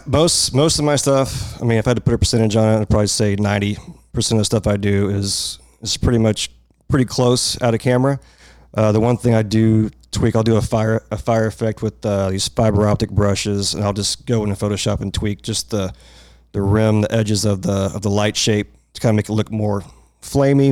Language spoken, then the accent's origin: English; Irving, Texas, United States; I'm from here. Uh, lived in Irving most of my life.